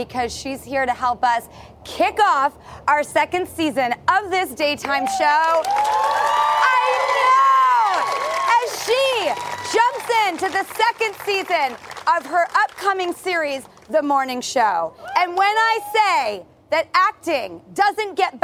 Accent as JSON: {"language": "English", "town": "Los Angeles", "region": "California", "country": "United States", "tie": "born or raised there", "said": "my hometown of Hollywood."}